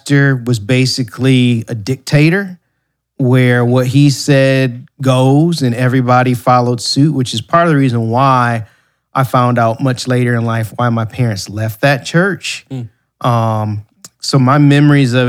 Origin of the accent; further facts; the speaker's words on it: Ann Arbor, Michigan, United States; moved away; also born or lived in Ypsilanti, Michigan; I was born in Ann Arbor, Michigan, born and raised in the Ann Arbor and Ypsilanti area